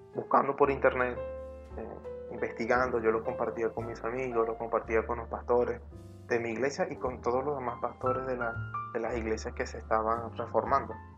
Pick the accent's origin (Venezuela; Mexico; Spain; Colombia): Venezuela; aquí en Venezuela, en mi país